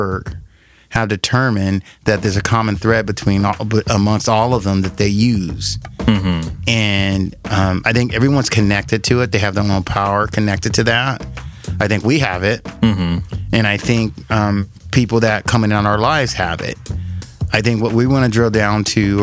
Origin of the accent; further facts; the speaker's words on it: Los Angeles, California, United States; also born or lived in Orange County, California; I grew up in Southern California. I was raised in LA in Orange County